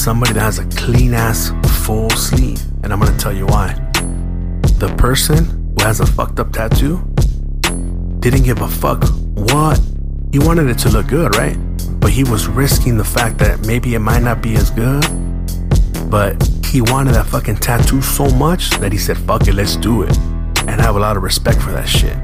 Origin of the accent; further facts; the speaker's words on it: San Gabriel, California, United States; where'd you grow up? San Gabriel.